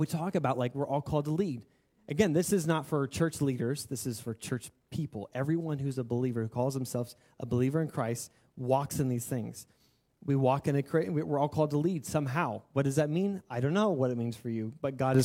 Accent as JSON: {"language": "English", "country": "United States", "said": "we are American"}